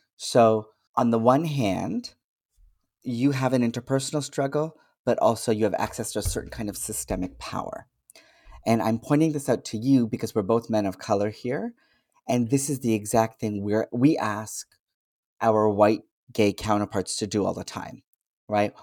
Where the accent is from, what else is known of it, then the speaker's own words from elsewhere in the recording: Canada; I was born in Canada, I speak a certain way